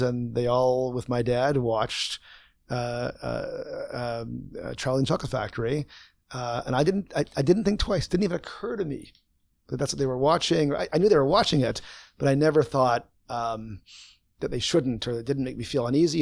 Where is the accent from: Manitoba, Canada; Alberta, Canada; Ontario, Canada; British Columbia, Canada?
Manitoba, Canada; Winnipeg; growing up in Winnipeg